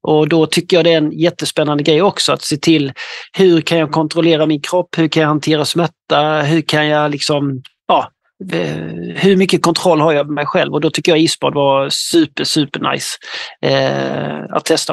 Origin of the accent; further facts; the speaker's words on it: Ronneby, Blekinge, Sweden; Jag kommer ifrån eh, södra Sverige, i något som heter Ronneby i, i länet Blekinge